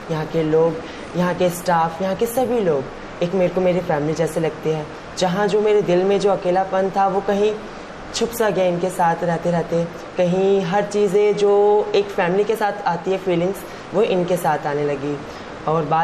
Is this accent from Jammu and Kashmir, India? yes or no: no; Himachal Pradesh, India; मैं हिमाचल से बिलोंग करती हूँ